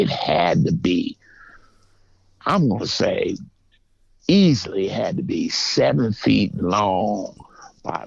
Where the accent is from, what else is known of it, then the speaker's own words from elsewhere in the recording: the North, United States; moved away as an adult; also born or lived in Georgia; I'm from the North